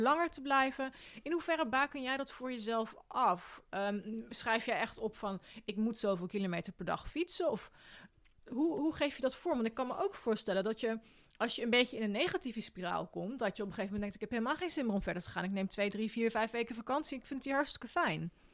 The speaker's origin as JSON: {"language": "Dutch", "country": "Netherlands"}